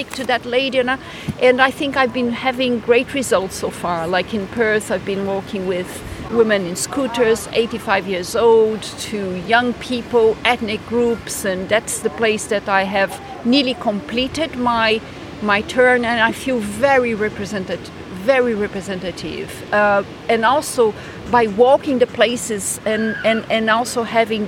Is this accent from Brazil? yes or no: yes; Brazil; moved away as an adult; now in Scotland; I am Brazilian